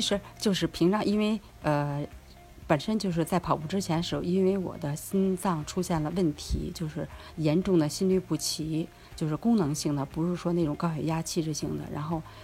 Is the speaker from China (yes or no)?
yes; Beijing, China; also born or lived in Nankou; now in Changping, China; 自己从小在山里长大